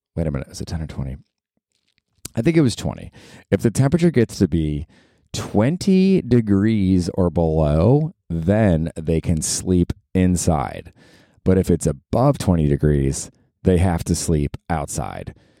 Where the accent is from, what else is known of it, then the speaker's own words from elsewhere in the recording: Tampa, Florida, United States; moved away as an adult; also born or lived in Georgia; I grew up in Tampa